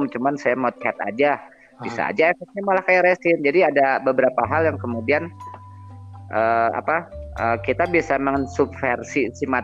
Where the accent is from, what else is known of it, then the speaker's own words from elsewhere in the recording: Bandung, West Java, Indonesia; ya udah kita pindah aja dari Jakarta ngapain juga ngurusin Jakarta jangan kita orang Bandung kan makanya